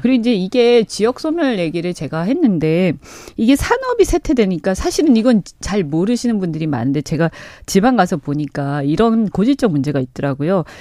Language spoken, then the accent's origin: Korean; Busan, South Korea; born or raised there